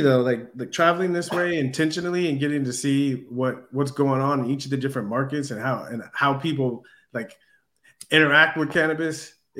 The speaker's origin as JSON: {"language": "English", "town": "San Diego", "region": "California", "country": "United States", "tie": "born or raised there", "moved": "yes", "lives_now": "Los Angeles, United States", "said": "I grew up in San Diego"}